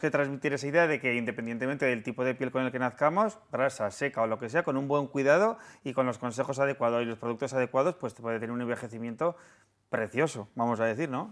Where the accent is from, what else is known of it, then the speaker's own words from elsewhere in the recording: Aragon, Spain; los tres somos maños